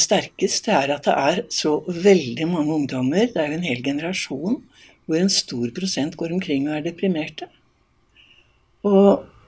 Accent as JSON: {"language": "Norwegian", "region": "Eastern Norway", "country": "Norway", "moved": "yes", "lives_now": "Voss, Norway", "said": "Som østlending"}